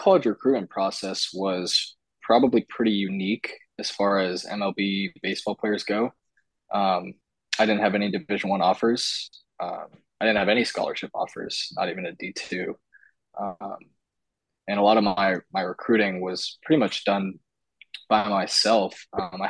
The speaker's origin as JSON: {"language": "English", "area": "the Bay Area", "region": "California", "country": "United States", "tie": "born or raised there", "said": "And then growing up in the Bay Area, I grew up a Giants fan."}